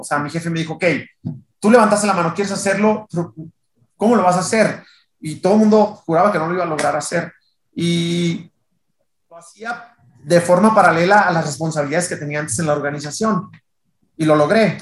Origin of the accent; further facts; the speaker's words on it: Tijuana, Baja California, Mexico; moved away as an adult; also born or lived in Culiacán, Sinaloa / Monterrey; now in Mexico City, Mexico; yo soy de Tijuana, nací en Culiacán, Sinaloa, pero me fui muy chiquito, soy de Tijuana, pero me había mudado a Monterrey, ya tenía en Monterrey casi 11 años viviendo.